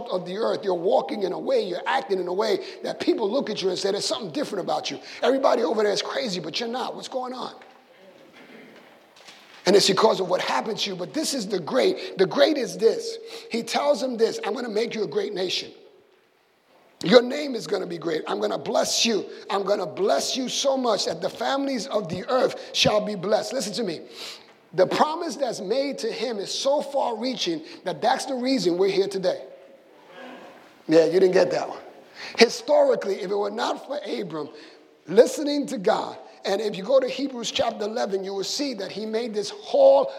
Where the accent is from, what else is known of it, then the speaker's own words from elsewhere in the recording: Puerto Rico; moved away; when I grew up in Puerto Rico